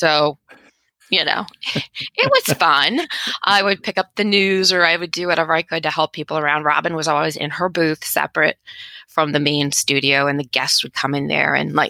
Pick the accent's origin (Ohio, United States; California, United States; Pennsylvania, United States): California, United States; Palo Alto; I grew up in Palo Alto, which is like the heart of Silicon Valley.